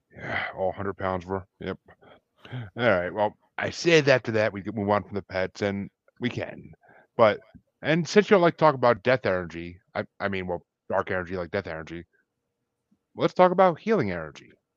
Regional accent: Kingston, New York, United States; moved away; I'm originally from New York, actually, but, I mean, still, it's the Northeast

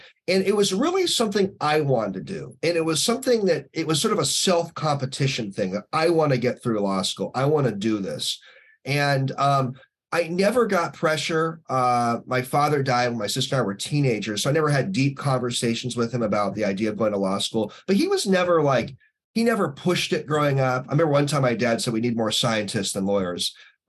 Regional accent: Northeast, United States; growing up in Northeast, so my late dad was an attorney and my late grandpa on my mom's side was an attorney.

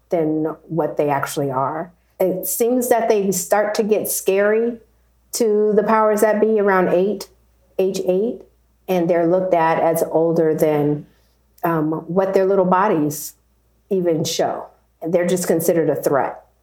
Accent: Arizona, United States; But growing up in Arizona and going through the school system, a lot of what Janelle experienced is what I experienced with him as well.

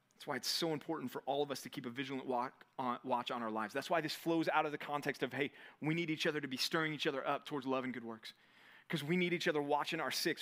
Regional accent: Texas, United States; now in California, United States; as a Texan

